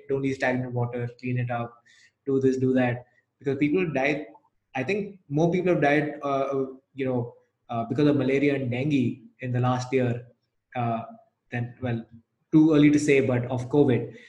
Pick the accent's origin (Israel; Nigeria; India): India; Chennai, Tamil Nadu; now in Gurgaon, India; I'm from Chennai